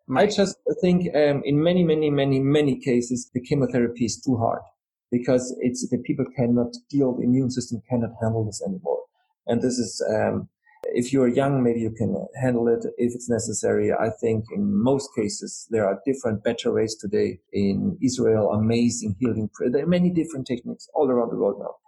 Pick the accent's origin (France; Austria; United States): Austria; I'm from Austria. You know, we're very proud about Mozart